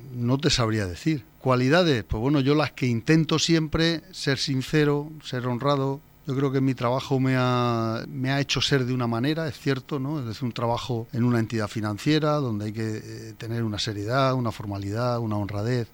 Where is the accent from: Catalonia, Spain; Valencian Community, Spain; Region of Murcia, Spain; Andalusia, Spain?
Region of Murcia, Spain; Torre Pacheco; moved away as an adult; also born or lived in Madrid; me casé muy joven con una murciana, la cual la convertí en pachequera, porque nos vinimos a vivir aquí